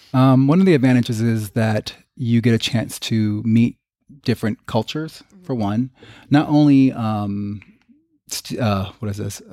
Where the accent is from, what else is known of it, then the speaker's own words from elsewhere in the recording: Long Branch, New Jersey, United States; growing up in Long Branch, New Jersey